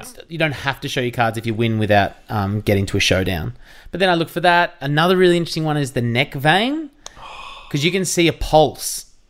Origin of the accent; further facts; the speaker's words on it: Jan Juc, Victoria, Australia; I grew up in Jeanjak, which is near Torquay, near Geelong in Victoria